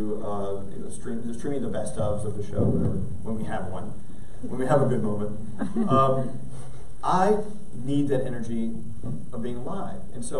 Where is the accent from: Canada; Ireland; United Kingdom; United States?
United States; McKinney, Texas; growing up in McKinney, Texas